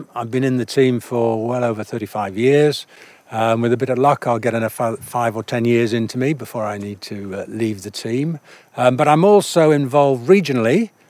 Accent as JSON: {"language": "English", "region": "North West England", "country": "United Kingdom", "tie": "born or raised there", "lives_now": "Whitehaven, United Kingdom", "said": "Yes, well, I live in Whitehaven. {S1} Right. {S2} And lived in Cumbria for the best part of my life, I would think."}